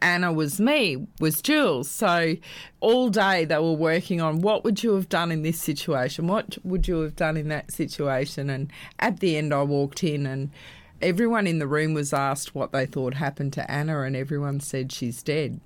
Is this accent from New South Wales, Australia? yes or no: no; Brisbane, Queensland, Australia; I actually was born and bred in Brisbane